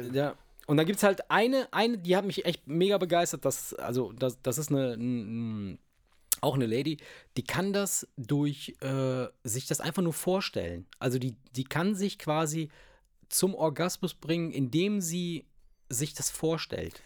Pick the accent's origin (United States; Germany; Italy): Italy